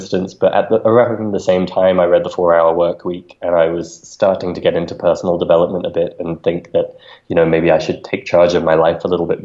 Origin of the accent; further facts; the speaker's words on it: London, United Kingdom; moved away as an adult; also born or lived in Ecuador; now in Mexico City, Mexico; I'm originally from London and lived most of my life in the UK